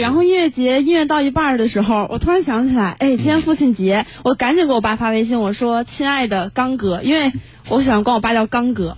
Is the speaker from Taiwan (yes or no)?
no; Langfang, Hebei, China; moved away as an adult; now in Nanjing, China; 河北廊坊的